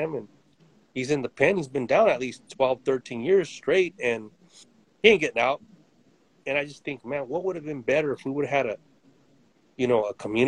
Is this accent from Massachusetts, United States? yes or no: no; Modesto, California, United States; also born or lived in Stockton, California; I'm from Modesto, Stockton